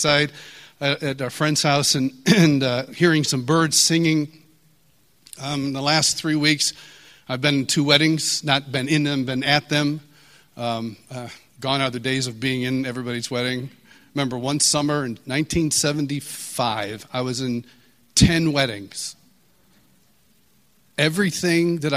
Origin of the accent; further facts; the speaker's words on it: Marion, New York, United States; also born or lived in Kansas City; now in Franklin, United States; I'm from Rochester, New York, originally. Actually, originally 30 miles east of Rochester, in a small town called Marion.